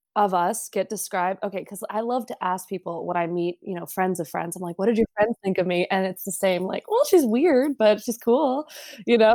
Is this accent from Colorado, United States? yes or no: no; Los Angeles, California, United States; we grew up in Los Angeles.